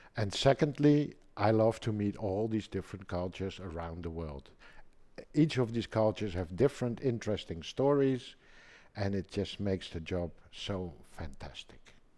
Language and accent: English; Amsterdam, North Holland, Netherlands; now in Germany; I'm from Holland, uh, born in Amsterdam